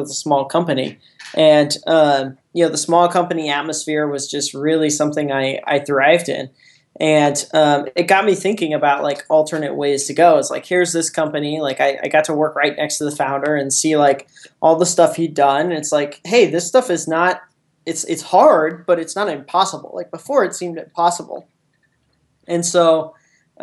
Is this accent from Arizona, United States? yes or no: no; Jefferson City, Missouri, United States; also born or lived in Columbia, Missouri; I'm originally from Jeff City, Missouri, which is a conservative Midwest town. It's actually the capital of Missouri, some people don't realize. I grew up there